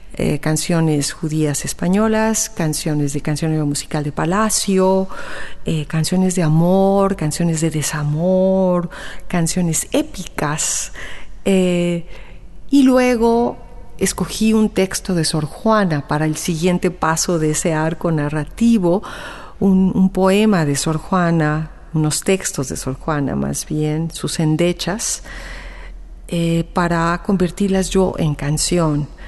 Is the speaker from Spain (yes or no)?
no; Mexico; also born or lived in Guadalajara; como mexicanos contemporáneos que somos